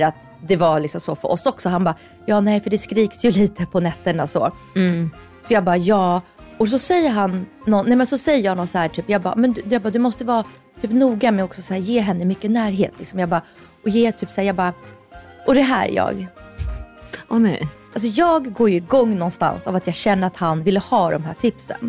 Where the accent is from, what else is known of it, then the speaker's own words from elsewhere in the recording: Russia; now in Sweden; jag är från Ryssland